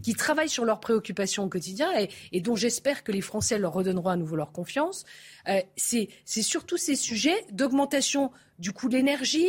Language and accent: French; France; je suis française